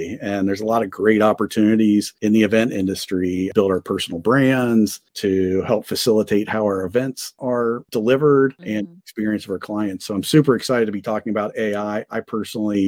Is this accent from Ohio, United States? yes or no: yes; Cincinnati, Ohio, United States; ended up landing in Cincinnati in my hometown